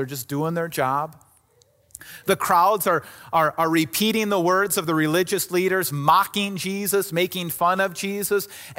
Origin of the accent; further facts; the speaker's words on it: Somers, Wisconsin, United States; I grew up in Summers, Wisconsin, right next to Kenosha, Wisconsin, right? And that was about as big as my world was.